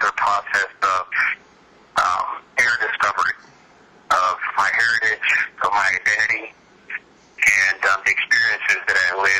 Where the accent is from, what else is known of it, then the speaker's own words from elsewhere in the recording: North Carolina, United States; also born or lived in Fayetteville, North Carolina / Puerto Rico; now in Florida, United States; being truly a Puerto Rican and all that, and all of which that entails, to the experience of growing up in North Carolina.